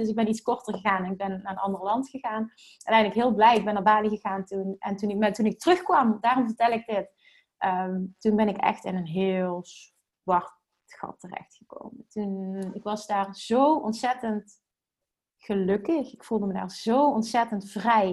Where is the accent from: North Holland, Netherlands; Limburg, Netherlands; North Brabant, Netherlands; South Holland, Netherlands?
Limburg, Netherlands; accent: Limburgs; Ik heb, ik heb een Limburgs accent